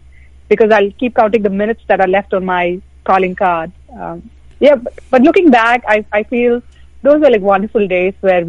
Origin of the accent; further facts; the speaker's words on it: India; growing up in India